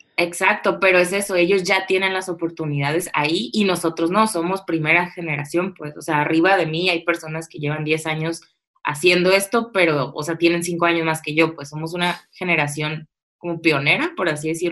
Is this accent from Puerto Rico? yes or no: no; Tijuana, Baja California, Mexico; also born or lived in Mexico City; regresarme a Tijuana, ¿no? De donde soy